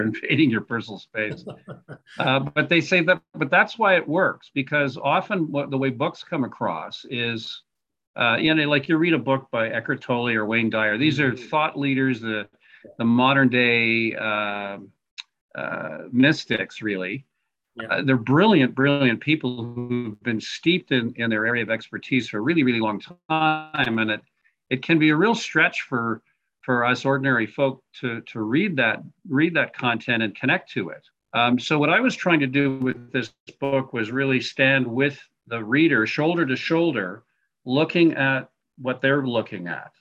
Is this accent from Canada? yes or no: yes; Montreal, Quebec, Canada; now in Calgary, Canada; originally I'm from Montreal, but I have been uh, Western Canadian uh, since the 1980s, the Calgarian since 1980.